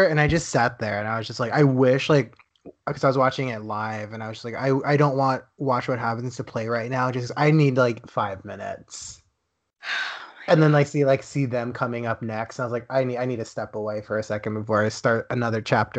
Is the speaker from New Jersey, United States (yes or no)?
no; Texas, United States; also born or lived in Dallas; now in Los Angeles, United States; I live in Los Angeles. I'm from Texas